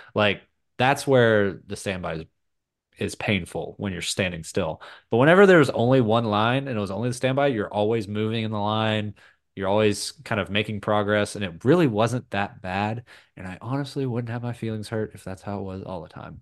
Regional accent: North Texas, United States; growing up in North Texas

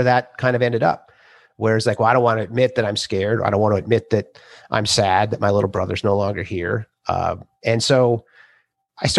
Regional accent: Minnesota, United States; I'm 54. I grew up in Minnesota

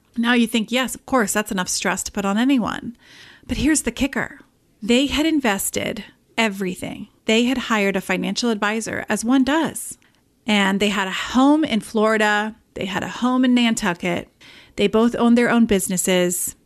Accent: England, United Kingdom; moved away; I am originally from England

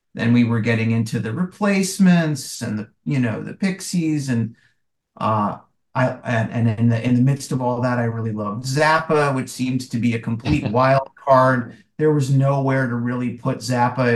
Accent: rural Wisconsin, United States; I'm from Wisconsin and from a pretty rural part of Wisconsin, uh, and that's where I grew up

